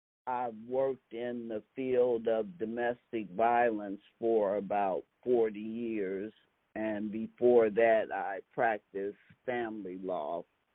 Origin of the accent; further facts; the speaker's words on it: Oakland, California, United States; I born and raised in Oakland, California